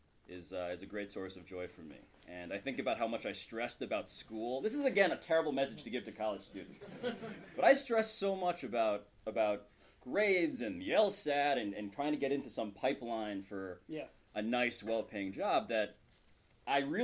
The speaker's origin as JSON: {"language": "English", "town": "New York City", "region": "New York", "country": "United States", "tie": "born or raised there", "said": "I'm a first-generation American, born and raised in New York City."}